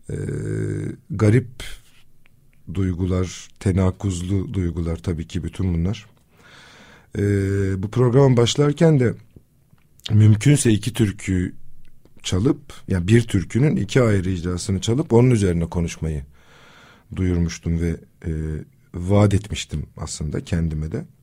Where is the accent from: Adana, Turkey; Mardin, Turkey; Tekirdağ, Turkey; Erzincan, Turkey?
Mardin, Turkey; Kızıltepe; E, depreme de memlekette, kendi memleketimde Kızıltepe'de yakalandım.